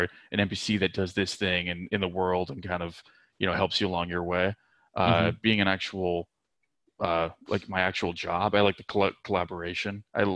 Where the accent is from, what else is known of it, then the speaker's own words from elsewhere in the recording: Nova Scotia, Canada; moved away as an adult; also born or lived in Vancouver; I grew up in Nova Scotia, which for anybody that's unfamiliar is like by Maine